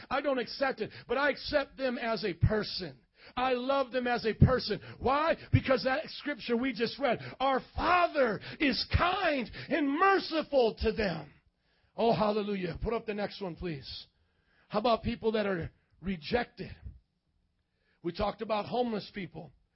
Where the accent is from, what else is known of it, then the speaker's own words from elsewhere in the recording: Indiana, United States; moved away; a gringo from Indiana. Okay, I grew up in Indiana